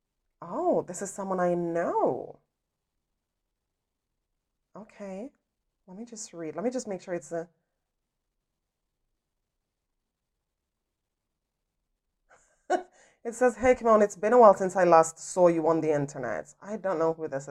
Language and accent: English; Jamaica; I grew up in Jamaica